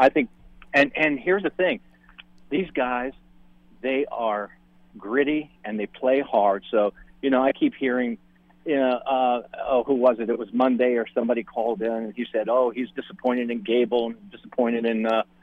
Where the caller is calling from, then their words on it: Charleston, United States; Hey, Jonathan … in Charleston.